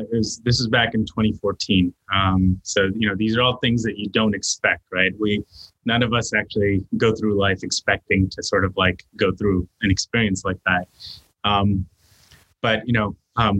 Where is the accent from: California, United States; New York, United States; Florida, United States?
New York, United States; New York City; also born or lived in India; growing up in New York City